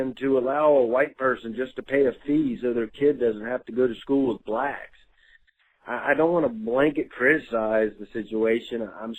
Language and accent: English; Jackson, Mississippi, United States; I'm from Jackson, Mississippi.